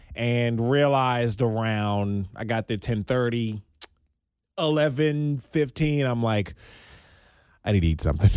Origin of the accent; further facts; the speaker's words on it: Maryland, United States; moved away as an adult; also born or lived in Southwest Virginia; now in Cincinnati, United States; being born and raised in Maryland